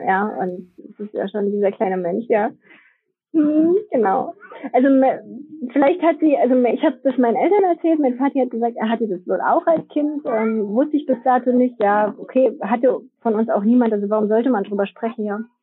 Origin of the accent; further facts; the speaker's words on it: Germany; bei uns in Deutschland